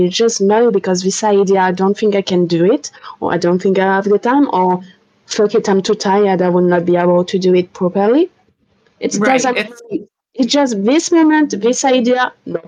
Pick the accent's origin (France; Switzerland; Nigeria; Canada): France; English is a second language; English is not my native language